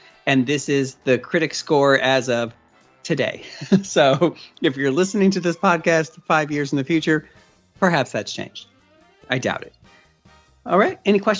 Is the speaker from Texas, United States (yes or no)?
no; Arnold, Missouri, United States; moved away; Yeah, I went to Fox. I grew up in Arnold. So just the edge of the white trash.